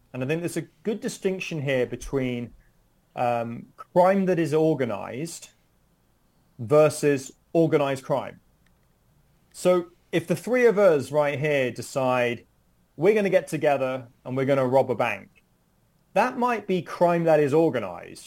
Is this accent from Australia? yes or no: no; United Kingdom; moved away as an adult; now in United States; I'm originally from the United Kingdom